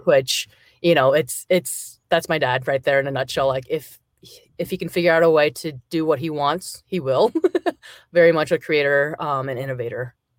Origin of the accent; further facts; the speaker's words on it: Iowa City, Iowa, United States; were all born in Iowa, um in Iowa City.